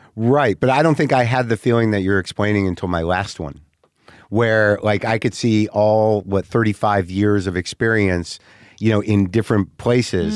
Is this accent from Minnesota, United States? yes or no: no; New Mexico, United States; also born or lived in New Jersey; I'm genetically New Jersey, but I grew up in New Mexico